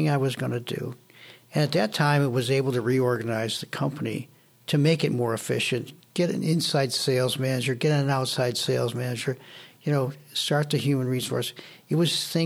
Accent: Buffalo, New York, United States; also born or lived in Syracuse; I moved back from Syracuse to Buffalo

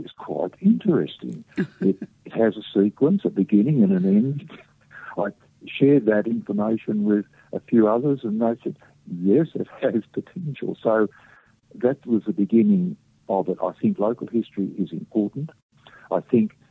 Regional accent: Emerald, Australia; Emerald, which is my hometown

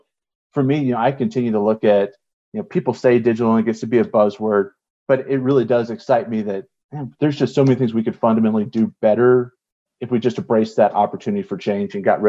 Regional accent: Colorado, United States; also born or lived in South / Southwest; so for the most part, having started growing up in the South and the Southwest, when we moved up here to Colorado, probably like fourth grade, right?

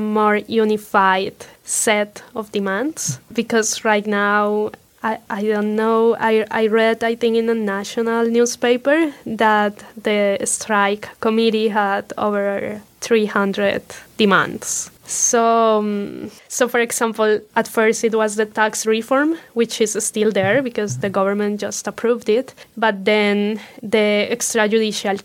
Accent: Colombia; moved away as an adult; now in Indiana, United States; I'm from Colombia. When I lived in Colombia, I worked in an NGO of human rights called De Justicia

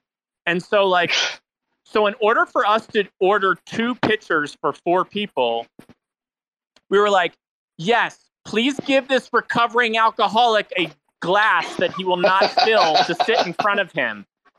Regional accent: East Coast, United States; we're all from the East Coast, mind you.

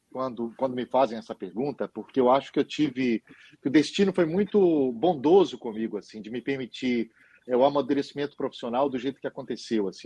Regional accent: Lagoa Santa, Minas Gerais, Brazil; also born or lived in Belo Horizonte; eu nasci em Belo Horizonte, mas minha família é de Conceição do Mato Dentro, eu me considero concessionense, embora tenha crescido em Lagoa Santa.

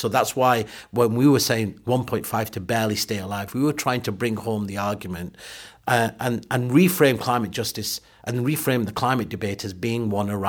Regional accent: Pakistan; born there; So look, you know, I was born in Pakistan. When I go back to Pakistan

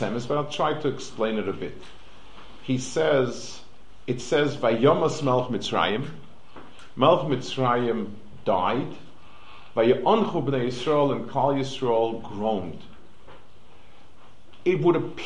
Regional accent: New York City, New York, United States; moved away; I grew up on the Lower East Side

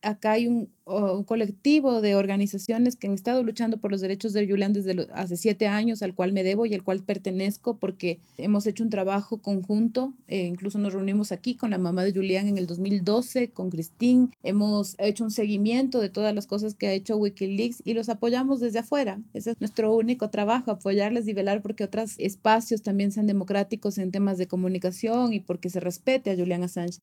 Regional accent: Quito, Pichincha, Ecuador; esta es, es mi tierra, la tierra por la que vale la pena seguir

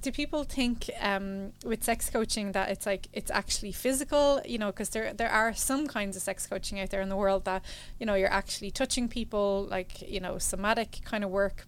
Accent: Ireland; growing up in Ireland

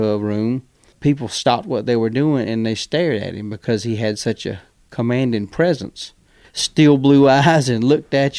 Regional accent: Macon, Georgia, United States; When I was a kid growing up in Macon

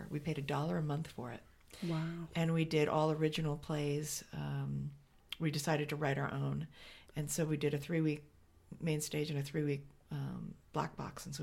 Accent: New Jersey, United States; grew up in New Jersey. Um, take the bridge, don't turn. That's sort of where I grew up.

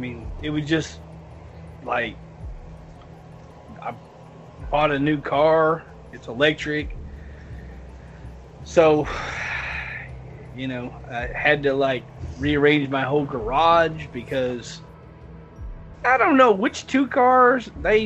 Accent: the South, United States; I'm from the South

